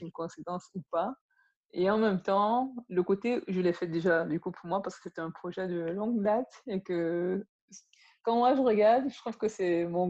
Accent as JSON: {"language": "French", "town": "Yaoundé", "region": "Centre", "country": "Cameroon", "tie": "born or raised there", "also_born_or_lived": "Bangangté", "moved": "yes", "said": "ma famille, on a grandi à Yaoundé"}